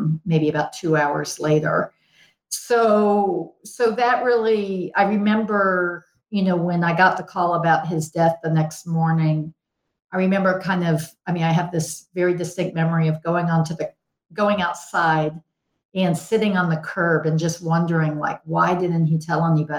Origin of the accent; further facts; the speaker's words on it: Houston, Texas, United States; I grew up in Houston